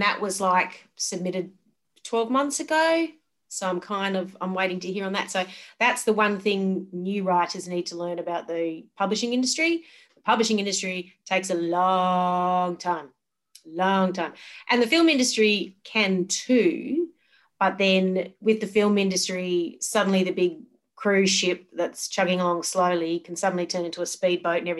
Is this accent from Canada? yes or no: no; Geraldton, Western Australia, Australia; moved away as an adult; now in Perth, Australia; I grew up in Geraldton in Western Australia